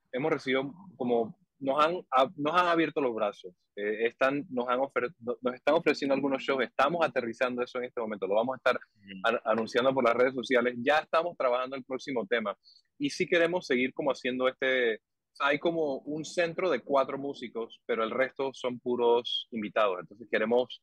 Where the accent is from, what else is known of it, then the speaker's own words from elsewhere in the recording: Panama; soy panameño